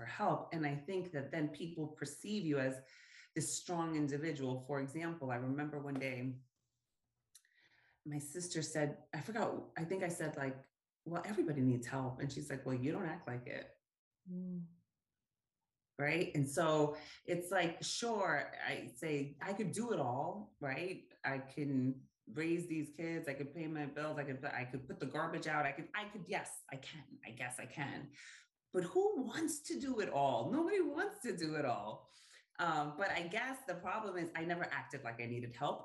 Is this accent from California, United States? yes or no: no; New York, United States; I am Puerto Rican. I grew up in New York with a big Puerto Rican family